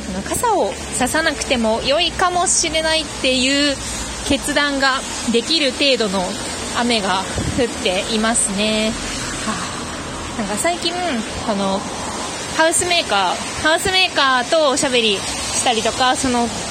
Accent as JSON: {"language": "Japanese", "region": "Fukuoka", "country": "Japan", "tie": "born or raised there", "also_born_or_lived": "Yamanashi", "moved": "yes", "lives_now": "Tokyo, Japan", "said": "私もね出身がね福岡なんですけど"}